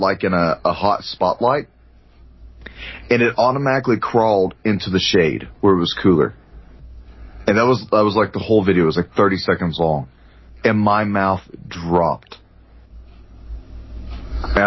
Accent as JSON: {"language": "English", "region": "Texas", "country": "United States", "accent": "Texas", "said": "There's my Texas accent"}